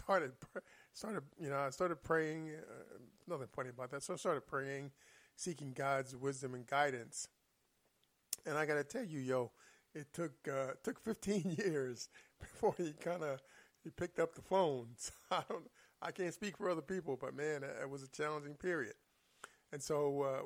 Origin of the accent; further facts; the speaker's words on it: Philadelphia, Pennsylvania, United States; I'm from Philadelphia and West Philly